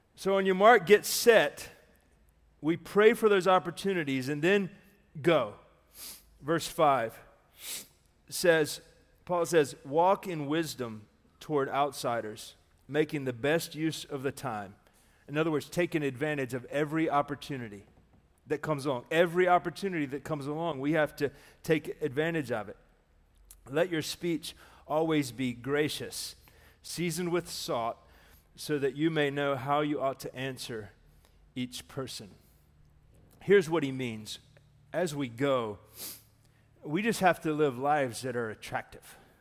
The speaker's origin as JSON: {"language": "English", "town": "Darlington", "region": "South Carolina", "country": "United States", "tie": "born or raised there", "also_born_or_lived": "Mooresville, North Carolina", "moved": "yes", "lives_now": "Daytona, United States", "said": "that's where my hometown is, very near Darlington."}